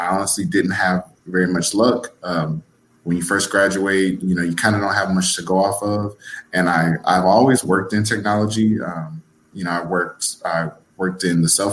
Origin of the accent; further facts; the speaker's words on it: Louisiana, United States; moved away as an adult; also born or lived in Texas; I'm originally from Louisiana. I moved to Texas